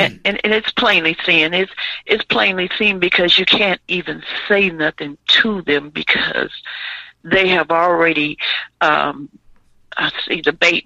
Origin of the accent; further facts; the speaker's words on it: Louisiana, United States; now in Illinois, United States; I'm from Louisiana